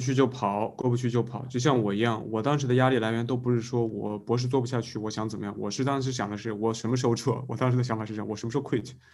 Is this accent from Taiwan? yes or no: no; China; 我们中国人活得真的太累了